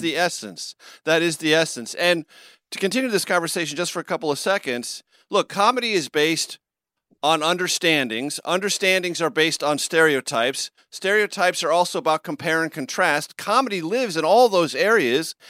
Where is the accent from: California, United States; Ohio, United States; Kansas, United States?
California, United States; San Diego; now in East Coast, United States; I grew up in San Diego, California, so I know what a sunny and warm Christmas morning is like